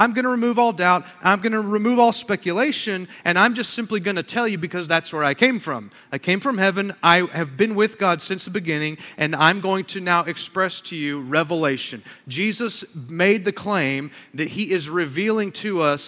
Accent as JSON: {"language": "English", "country": "United States"}